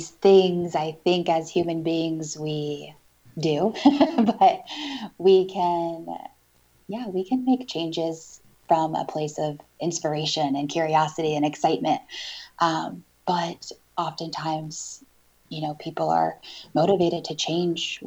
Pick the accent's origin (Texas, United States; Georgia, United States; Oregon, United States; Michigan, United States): Oregon, United States; Northeast; also born or lived in Portland area; I was born and raised here in Oregon